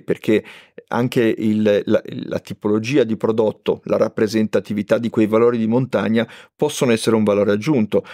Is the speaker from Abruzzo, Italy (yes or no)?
no; Liguria, Italy; io sono ligure